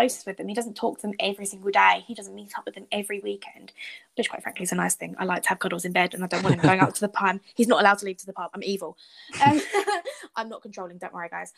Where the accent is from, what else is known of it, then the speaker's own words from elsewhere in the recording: United Kingdom; as British people